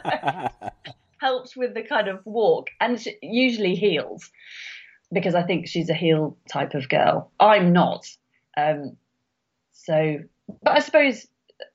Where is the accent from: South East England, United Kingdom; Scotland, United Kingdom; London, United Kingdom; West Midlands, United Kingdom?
West Midlands, United Kingdom; Birmingham; I grew up in Birmingham